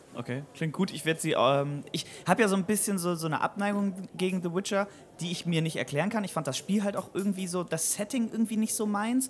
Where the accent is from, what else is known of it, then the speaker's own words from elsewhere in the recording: Weyhe, Lower Saxony, Germany; now in Bremen, Germany; die alte Truppe, die, mit denen ich quasi aufgewachsen bin in Weihe